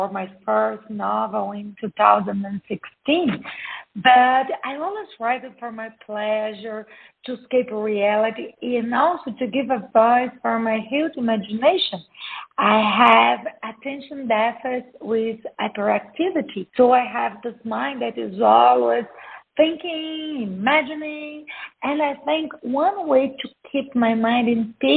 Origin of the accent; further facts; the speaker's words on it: Brazil; I'm from Brazil. I was born and raised in Brazil.